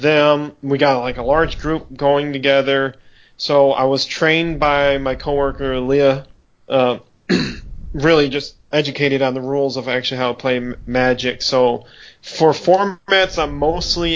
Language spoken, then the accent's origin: English; Michigan, United States; I'm from Michigan. Born and raised here. I still live here